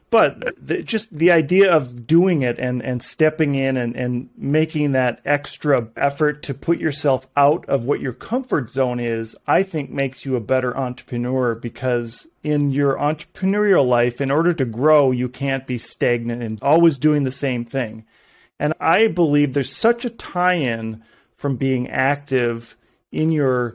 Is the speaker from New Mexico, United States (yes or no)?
no; northern Minnesota, United States; I'm from Minnesota, so northern Minnesota